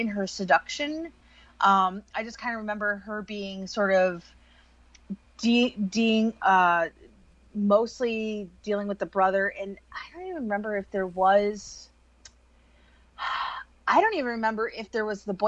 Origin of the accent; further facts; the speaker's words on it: West Virginia, United States; I'm from West Virginia